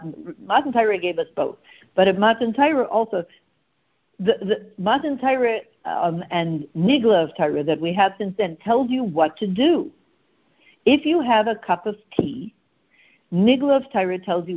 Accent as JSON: {"language": "English", "country": "Canada", "said": "we're very Canadian"}